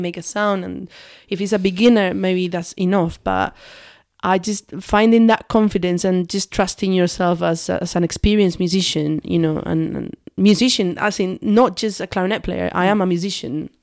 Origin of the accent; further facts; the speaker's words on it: south of Spain, Spain; English is a second language; moved away as an adult; also born or lived in Manchester; now in United Kingdom; I grew up in a very, very tiny village and in the south of Spain